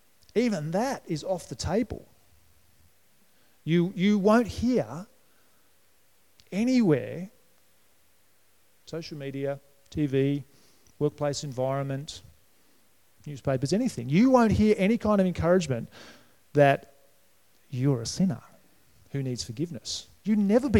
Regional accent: New South Wales, Australia; moved away; also born or lived in Brisbane, Queensland; When I grew up in New South Wales

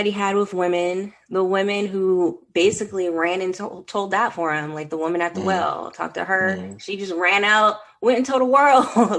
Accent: California, United States; I was raised in California

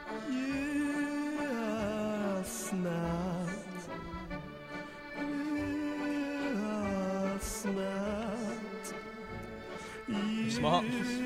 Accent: Scotland, United Kingdom; we're down from Scotland

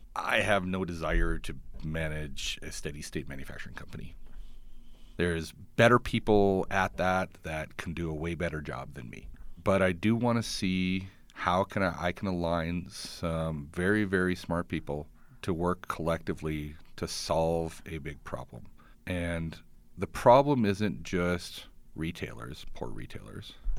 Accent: Edmonton, Alberta, Canada; now in Calgary, Canada; I grew up in Edmonton

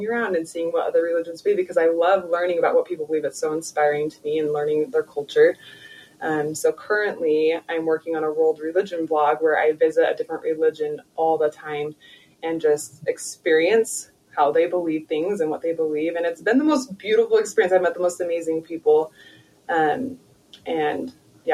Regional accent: Rexburg, Idaho, United States; moved away as an adult; now in Utah, United States; Rexburg. Yeah, I grew up in Rexburg.

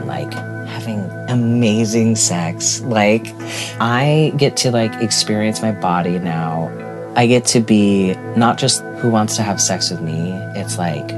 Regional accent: Tucson, Arizona, United States; born or raised there; also born or lived in Milwaukee, Wisconsin

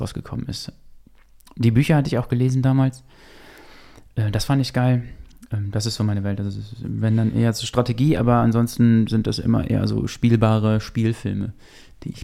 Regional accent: Bielefeld, Paderborn, Gütersloh area, North Rhine-Westphalia, Germany; Bielefeld, Paderborn, Gütersloh. Das ist so die Ecke, aus der ich komme.

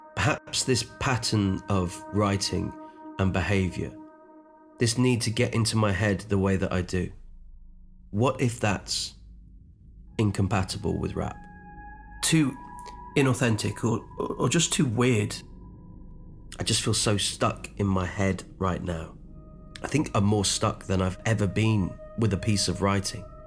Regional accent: Unst, Shetland Islands, Scotland, United Kingdom; I grew up on a tiny island called Unst. It's actually the most northern island in the whole of the UK. It's north of Scotland, part of the Shetland Islands

